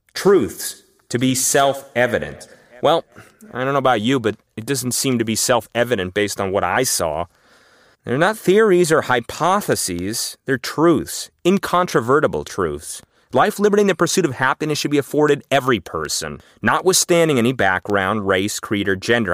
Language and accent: English; Los Angeles, California, United States; I grew up in Los Angeles